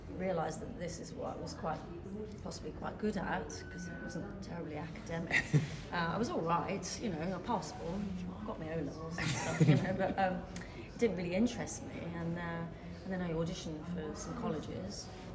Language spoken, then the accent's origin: English; Dartford, South East England, United Kingdom; born or raised there